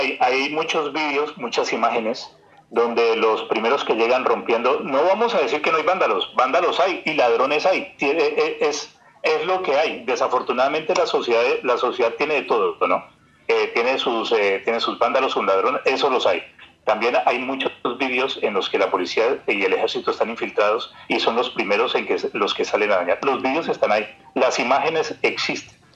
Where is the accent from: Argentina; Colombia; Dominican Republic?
Colombia; now in Germany; nosotros también somos parte de Colombia